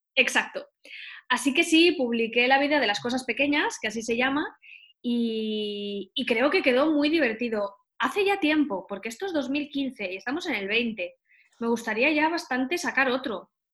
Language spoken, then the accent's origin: Spanish; Valencia, Valencian Community, Spain; also born or lived in Barcelona; volví a Valencia, que es de donde yo soy